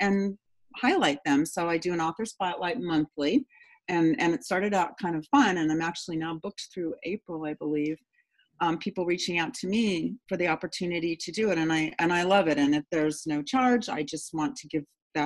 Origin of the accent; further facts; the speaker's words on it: San Diego, California, United States; I grew up in San Diego